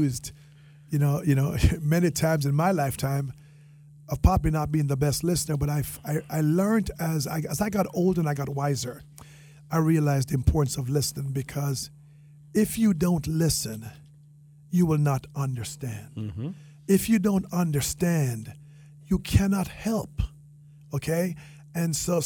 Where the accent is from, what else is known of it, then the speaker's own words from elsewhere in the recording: Jamaica; accent: Jamaican; now in Palm Beach County, United States; my Jamaican accent